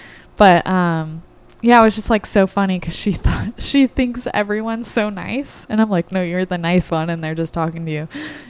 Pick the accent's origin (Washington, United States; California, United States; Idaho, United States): California, United States; Orange County; also born or lived in Los Angeles; I'm born and raised in Orange County